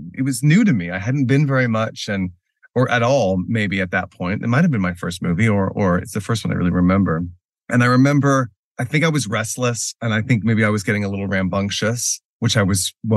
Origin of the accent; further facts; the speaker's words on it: Texas, United States; moved away; also born or lived in Houston / Dallas / New York; I grew up in Texas. I'm from I was born in the Houston area, mm-hmm. and my mother, also born in Houston, raised in Houston, lived in Houston a lot of her life. We later moved to the Dallas area